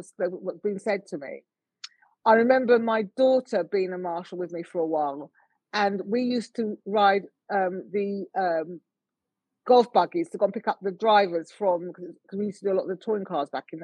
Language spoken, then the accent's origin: English; United Kingdom; I'm born here. I'm British born.